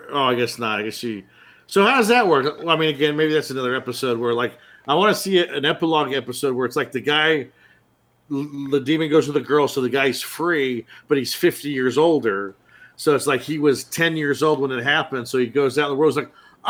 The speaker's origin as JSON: {"language": "English", "region": "South West England", "country": "United Kingdom", "said": "I'm from South Gloucester."}